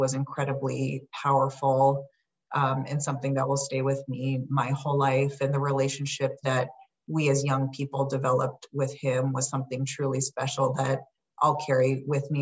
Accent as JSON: {"language": "English", "town": "Los Angeles", "region": "California", "country": "United States", "tie": "born or raised there", "said": "As a high school student growing up in Los Angeles"}